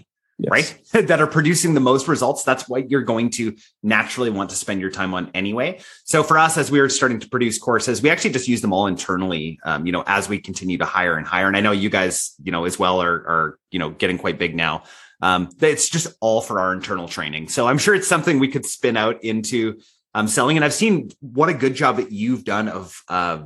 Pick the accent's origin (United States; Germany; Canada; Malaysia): Canada; I'm Canadian